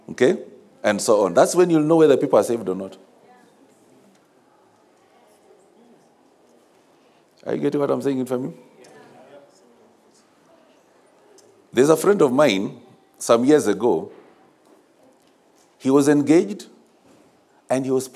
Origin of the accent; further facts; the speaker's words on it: Kisumu, Kisumu County, Kenya; I grew up in Kisumu